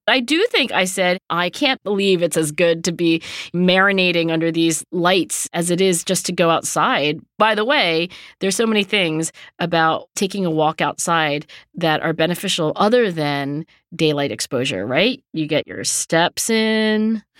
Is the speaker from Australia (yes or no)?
no; United States; being American